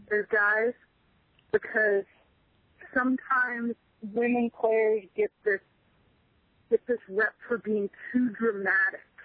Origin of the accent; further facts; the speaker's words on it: Stinson Beach, California, United States; moved away; I grew up in Stinson Beach, which is right next to Mill, well, more or less next to Mill Valley